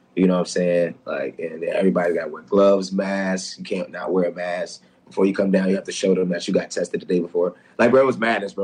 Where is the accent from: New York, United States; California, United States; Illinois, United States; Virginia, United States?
Virginia, United States; Newport News; I'm from Newport News, Virginia